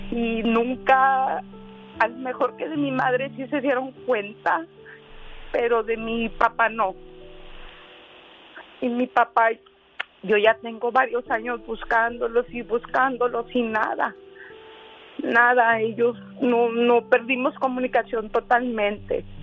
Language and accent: Spanish; El Paso, Texas, United States; no, soy yo del Paso, Texas.